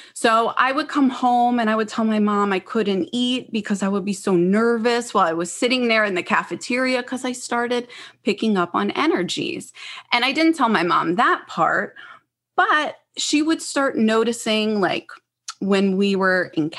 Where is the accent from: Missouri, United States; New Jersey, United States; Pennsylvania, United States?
New Jersey, United States; Freehold; I'm originally from the New Jersey, Philadelphia area. And as a little girl, I lived in Freehold, New Jersey.